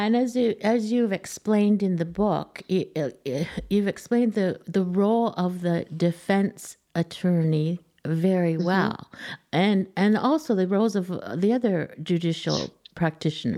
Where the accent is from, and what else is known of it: Canada